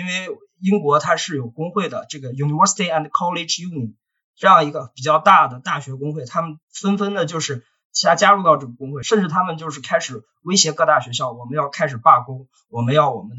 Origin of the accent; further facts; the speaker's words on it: China; 当然说，这个中文是我们作为中国人的一项语言上的非常大的优势